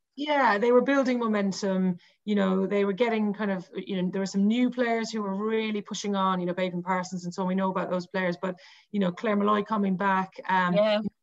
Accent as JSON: {"language": "English", "town": "Cork", "region": "Munster", "country": "Ireland", "said": "I'm from Cork"}